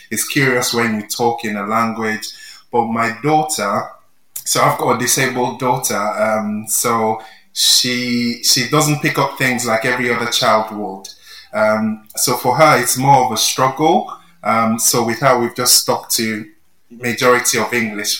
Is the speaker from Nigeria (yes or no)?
yes; Nigeria; moved away as an adult; now in England; I grew up in Nigeria, I was there for 27 years um, before I moved to England.